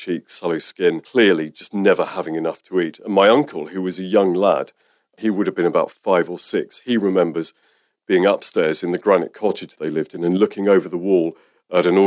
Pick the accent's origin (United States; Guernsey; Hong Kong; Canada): Guernsey; I was born in Guernsey